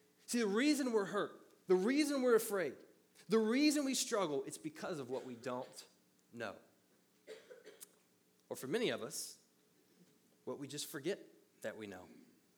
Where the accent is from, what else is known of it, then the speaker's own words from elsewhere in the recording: the South, United States; Or as we said, where I grew up in the South, the Southern version is, what you don't know won't hurt you.